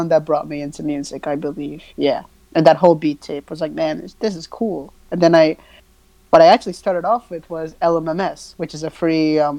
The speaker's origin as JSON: {"language": "English", "country": "Sri Lanka", "first_language": "si", "second_language": "English", "said": "I speak English, pretty much English, and mm-hmm. I speak a little bit of my native tongue, which is Sinhalese"}